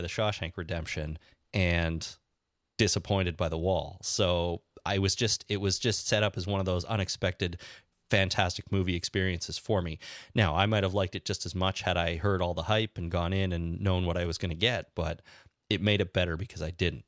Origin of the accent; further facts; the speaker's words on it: Canada; now in Toronto, Canada; I love being Canadian